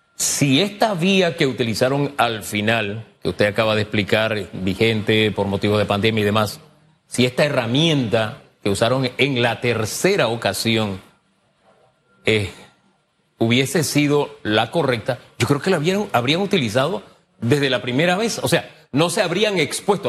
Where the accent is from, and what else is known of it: Panama